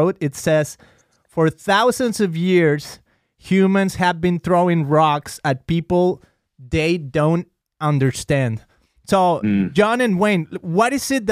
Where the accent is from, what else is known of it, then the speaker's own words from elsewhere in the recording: Mexico; moved away as an adult; now in United States; I'm a Mexican guy. I grew up in Mexico 24 years of my life. Then I came to the U.S.